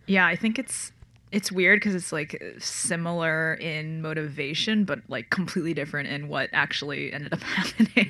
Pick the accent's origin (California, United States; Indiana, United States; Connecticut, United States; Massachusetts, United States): Connecticut, United States; I grew up in Connecticut